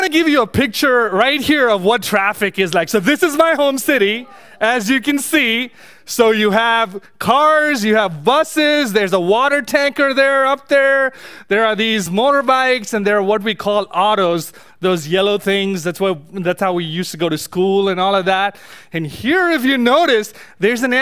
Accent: India; moved away; growing up in India

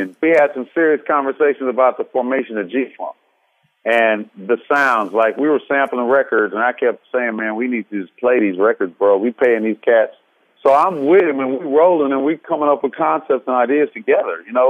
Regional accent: Los Angeles, California, United States; I'm from the West Side

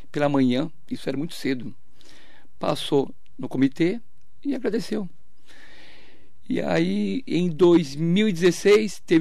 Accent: Suzano, São Paulo, Brazil; born there; É, nasci em Suzano, é, no Hospital São Sebastião, né, era, o, era o, é hospital mais antigo da cidade

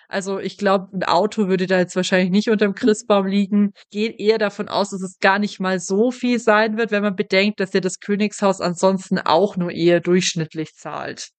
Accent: Germany; hier bei uns in Deutschland

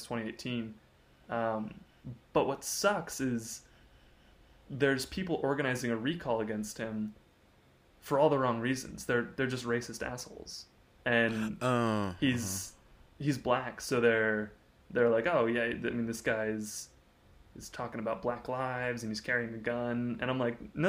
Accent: a town near Dallas, Texas, United States; moved away as an adult; now in Austin, United States; it's a town of like 200,000 people, so it's not like a huge thing. We're near Dallas

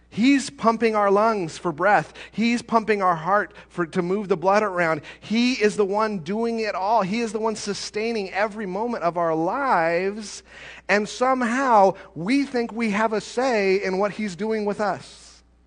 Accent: United States

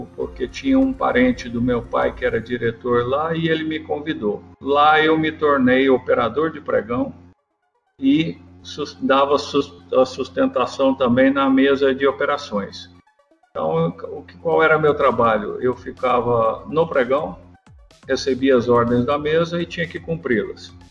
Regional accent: Bocaina, São Paulo, Brazil; eu fui morar na fazenda, numa fazenda do meu avô ali em Bocaina, na região de Jaú, e com os dois anos de idade, meus pais mudaram para lá e foram criar os filhos lá

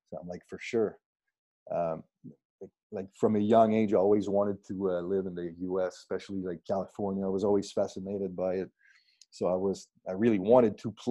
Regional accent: Saint-Césaire, Quebec, Canada; born or raised there; English is a second language; also born or lived in Granby

